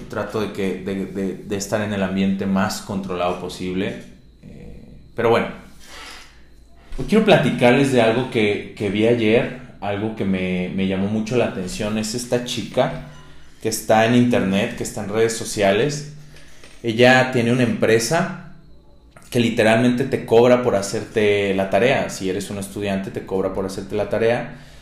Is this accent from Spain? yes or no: no; Mexico; me incluyo, soy mexicano